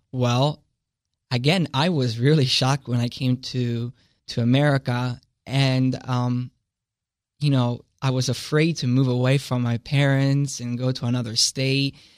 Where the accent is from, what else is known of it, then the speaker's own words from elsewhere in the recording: Italy; now in Delaware, United States; I come from Italy and it's a Catholic, uh, based society